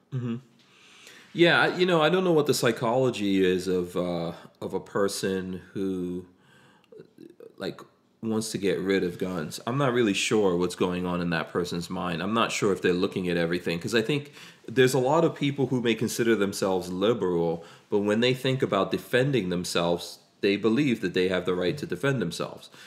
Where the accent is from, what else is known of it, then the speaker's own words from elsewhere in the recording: United States; growing up in America in the 80s